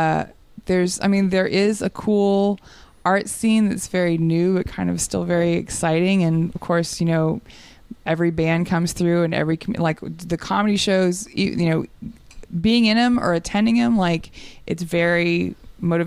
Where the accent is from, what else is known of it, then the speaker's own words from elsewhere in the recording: Texas, United States; I grew up Mormon in Texas